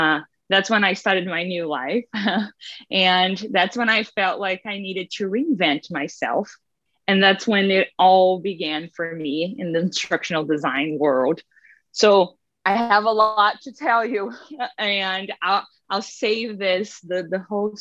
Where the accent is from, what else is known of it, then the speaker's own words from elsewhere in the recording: Brazil; moved away as an adult; now in United States; I'm originally from Brazil, born and raised there, spent my whole life there